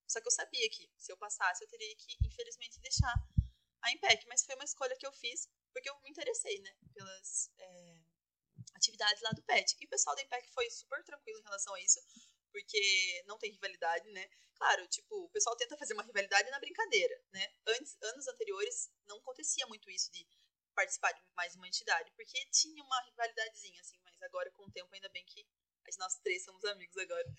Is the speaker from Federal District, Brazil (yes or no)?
no; Castro, Paraná, Brazil; moved away as an adult; now in Maringá, Brazil; eu sou de Castro, né? Uma cidade mais no sul do Paraná, mais interior